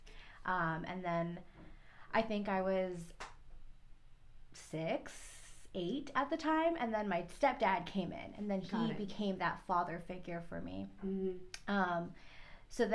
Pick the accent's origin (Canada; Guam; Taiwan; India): Guam; moved away as an adult; also born or lived in Philippines; I was from Guam